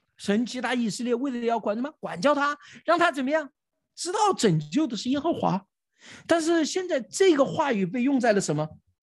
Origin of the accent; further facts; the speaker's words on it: China; 我们中国人